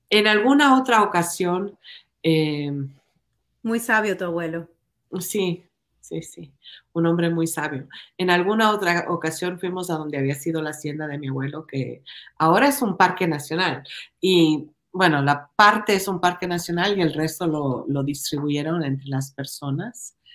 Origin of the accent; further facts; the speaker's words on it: Ecuador; moved away as an adult; Yo nací en Ecuador, yo me crié en Ecuador, yo fui a la escuela, al colegio en Ecuador. Yo vine acá cuando tenía 19 años?